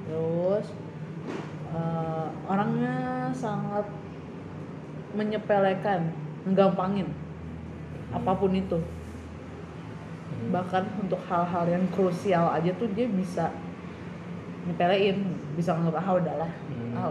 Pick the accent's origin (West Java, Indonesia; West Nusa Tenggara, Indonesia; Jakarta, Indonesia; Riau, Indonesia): West Java, Indonesia; kan gue uh, Sunda kan hmm. kalau gue Sunda